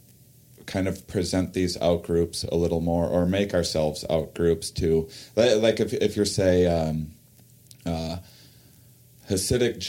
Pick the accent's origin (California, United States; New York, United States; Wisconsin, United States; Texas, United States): Wisconsin, United States; La Crosse; I'm from La Crosse, and La Crosse is on the border of Minnesota and Iowa